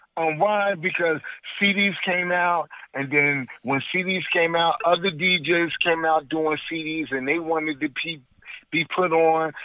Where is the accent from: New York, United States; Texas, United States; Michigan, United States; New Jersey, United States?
New Jersey, United States; Trenton; I'm from Trenton, New Jersey